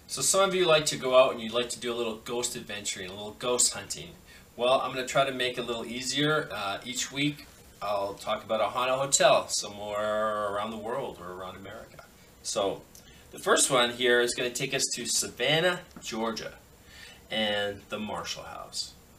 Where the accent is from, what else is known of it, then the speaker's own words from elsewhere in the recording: Canada; I'm Canadian